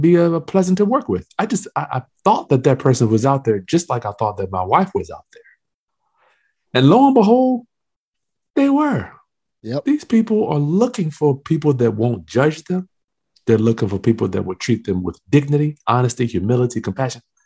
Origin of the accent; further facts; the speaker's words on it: Lynchburg, Virginia, United States; also born or lived in Hampton, Virginia; I'm from Lynchburg, Virginia. I came to Hampton, Virginia to go to Hampton University